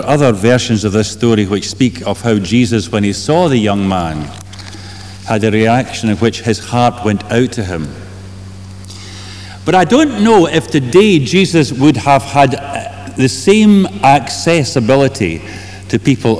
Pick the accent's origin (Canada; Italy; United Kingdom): United Kingdom; Kilmarnock, Scotland; moved away; my hometown of Kilmarnock